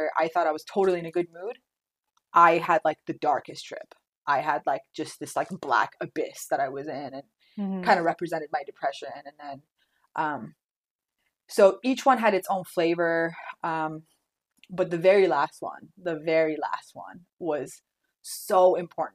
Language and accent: English; Orange County, California, United States; also born or lived in North Hollywood; when I moved back home, when I moved back to Orange County from North Hollywood